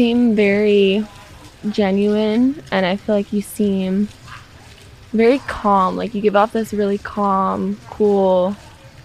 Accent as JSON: {"language": "English", "country": "United States", "tie": "born or raised there", "said": "So I'm Native American. I grew up on a reservation"}